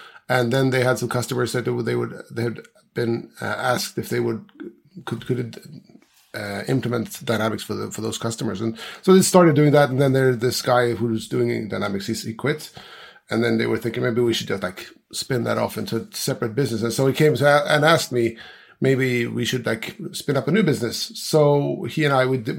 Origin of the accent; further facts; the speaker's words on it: Gotland, Sweden; I'm from Sweden. I'm from an island called Gotland. And I'm actually just a few hundred meters from where I was more or less born